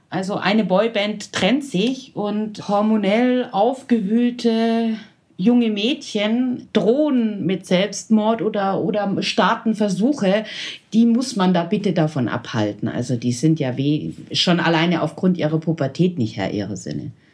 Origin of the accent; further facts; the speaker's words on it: Nördlingen, Bavaria, Germany; im Altenheim in Nördlingen, wo ich herkomme